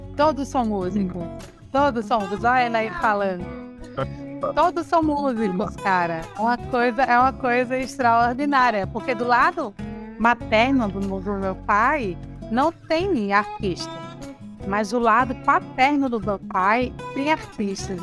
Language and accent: Portuguese; Arapiraca, Alagoas, Brazil; also born or lived in Maceió / São Paulo; cresci em Arapiraca, né? É, cresci em Arapiraca